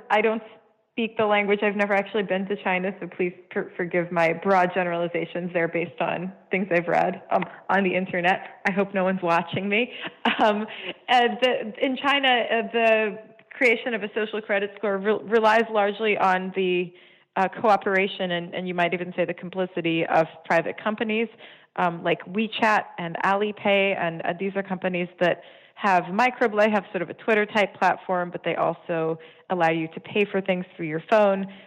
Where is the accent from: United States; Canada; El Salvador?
Canada; I'm Canadian. I give my fingerprints every time I go to the airport.